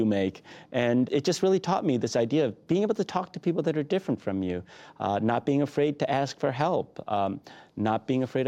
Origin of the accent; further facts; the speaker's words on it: Detroit, Michigan, United States; growing up in Detroit, particularly in the 80s